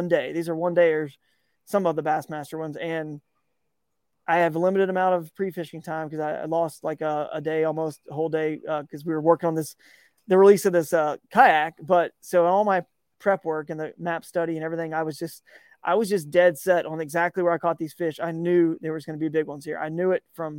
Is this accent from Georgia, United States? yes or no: yes; Georgia, United States; growing up in Georgia